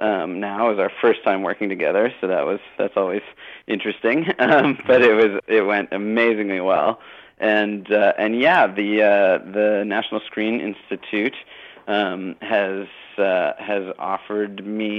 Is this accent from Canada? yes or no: yes; Canada; it's one of the beauties of being a Canadian that you can, you know, sort of like have support from people.